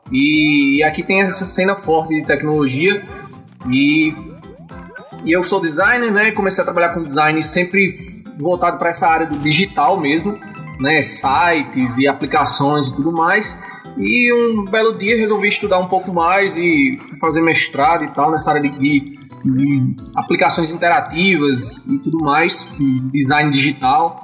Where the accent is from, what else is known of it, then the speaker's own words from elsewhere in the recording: Campina Grande, Paraíba, Brazil; eu sou de Campina Grande, na, na Paraíba